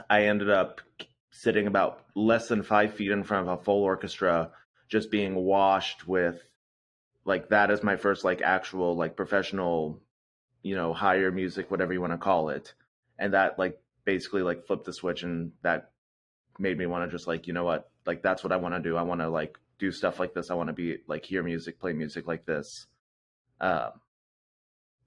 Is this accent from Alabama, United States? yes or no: no; Nebraska, United States; now in Kansas City, United States; I ended up actually growing up in Nebraska, which is in the middle of the United States.